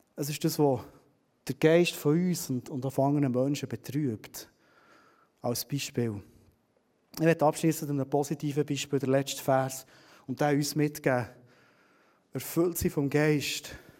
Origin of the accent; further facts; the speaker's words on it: Switzerland; wir Schweizer